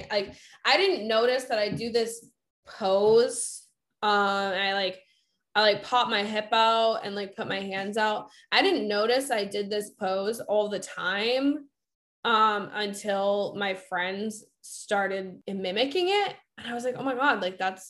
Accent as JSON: {"language": "English", "region": "Massachusetts", "country": "United States"}